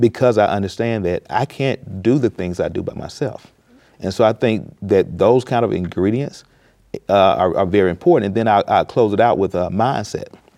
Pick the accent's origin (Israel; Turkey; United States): United States; Mississippi; I grew up in a rural Mississippi town